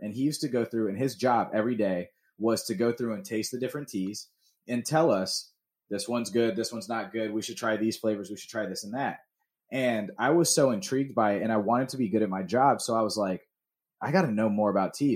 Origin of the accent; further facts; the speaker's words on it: Atlanta, Georgia, United States; growing up in Georgia